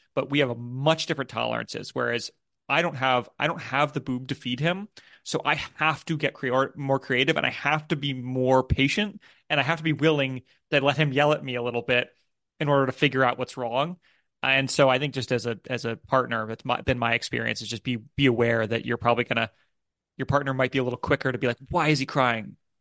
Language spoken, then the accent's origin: English; United States; now in United Kingdom; I'm an American who lives in the U K